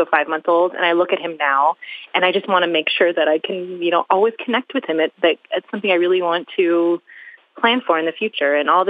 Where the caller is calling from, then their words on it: Phoenix, Arizona, United States; I'm calling from Phoenix, Arizona.